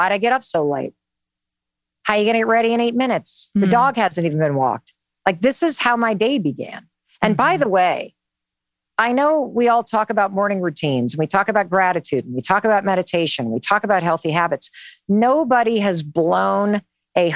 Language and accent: English; North Muskegon, Michigan, United States; I grew up in Western Michigan, North Muskegon